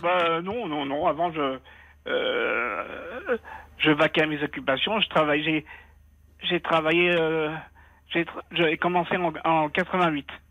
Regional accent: Tunisia; now in France; dans notre religion à nous, je suis tunisien

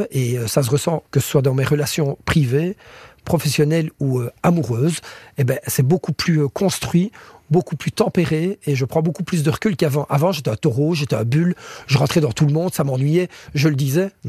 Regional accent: Belgium; je mange comme des frites, hein, je suis belge.

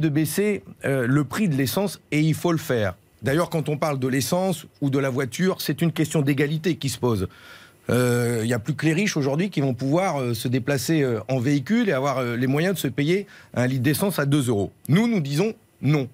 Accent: Nord, Hauts-de-France, France; je suis un ch'ti, je sais d'où je viens

